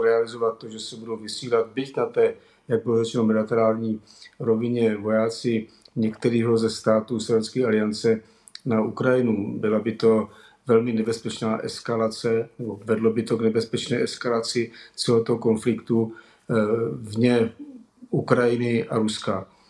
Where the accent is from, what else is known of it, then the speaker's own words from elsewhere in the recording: Czechia; my jako Češi